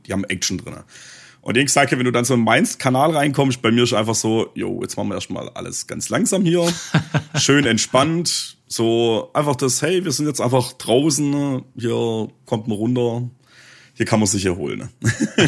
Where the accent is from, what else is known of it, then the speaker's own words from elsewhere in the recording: Swabia, Baden-Württemberg, Germany; accent: Swabian; mein schwäbischer Dialekt